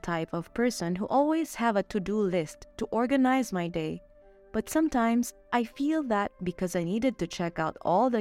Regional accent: Philippines; moved away as an adult; now in Mexico; I'm a Filipina missionary assigned here in Mexico

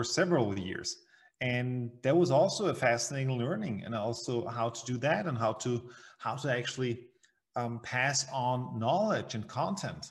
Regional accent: Vienna, Austria; I'm from Vienna, Austria, in the center, the heart of Europe. And well, I grew up here as well.

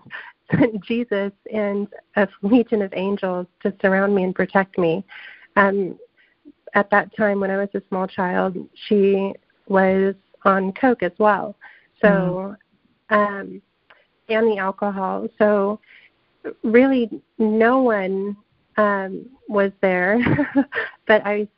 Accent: California, United States; I grew up in California, and it's very different than the South

